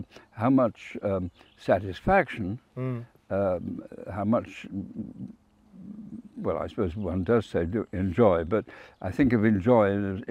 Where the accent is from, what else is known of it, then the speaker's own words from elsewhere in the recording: South Wales, United Kingdom; moved away; I was brought up in South Wales